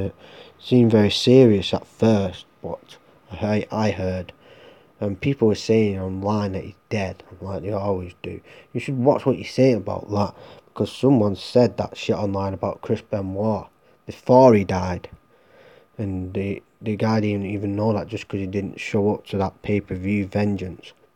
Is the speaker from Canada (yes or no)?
no; Ireland; I'm Irish